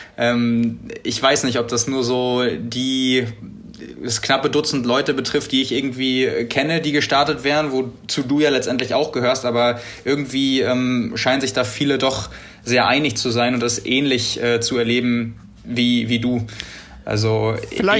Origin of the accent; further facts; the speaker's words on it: Hamburg / Northern Germany, Germany; wir als Hamburger oder Norddeutsche